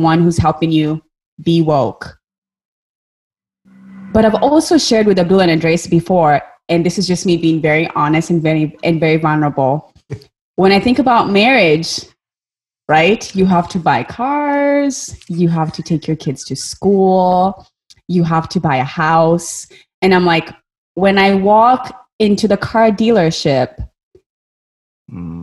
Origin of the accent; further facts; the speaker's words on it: Kenya; moved away; I grew up in Kenya. I grew up in a very monocultural country.